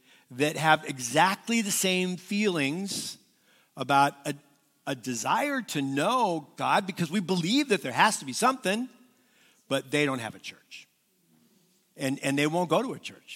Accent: Southern California, United States; I was raised in Southern California

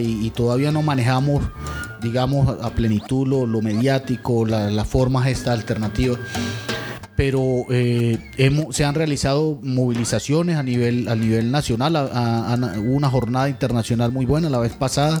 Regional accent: Antioquia, Colombia; now in Venezuela; en mi tierra, que es Antioquia

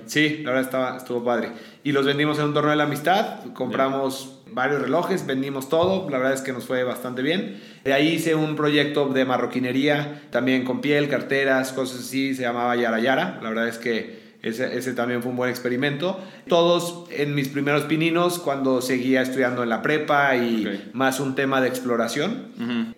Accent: León, Guanajuato, Mexico; soy de León

